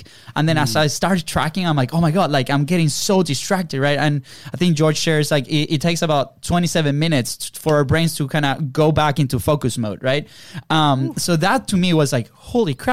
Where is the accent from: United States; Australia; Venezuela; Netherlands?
Venezuela; moved away; we come from Venezuela.